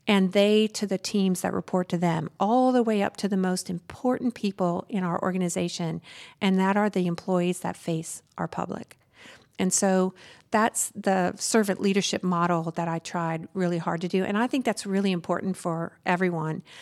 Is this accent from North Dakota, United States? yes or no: no; Southern Arkansas, United States; moved away; I grew up in Su-, Southern Arkansas on a very, like, twenty miles from the Louisiana